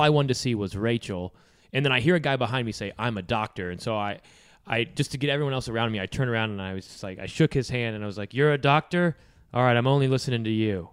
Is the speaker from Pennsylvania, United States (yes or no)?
no; Indianapolis, Indiana, United States; my hometown of Indianapolis